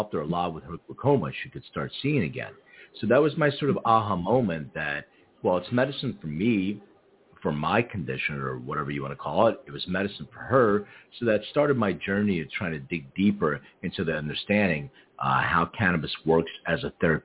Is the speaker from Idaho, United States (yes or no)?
no; Philadelphia, Pennsylvania, United States; now in Los Angeles, United States; when I was a real little kid, I grew up in Philadelphia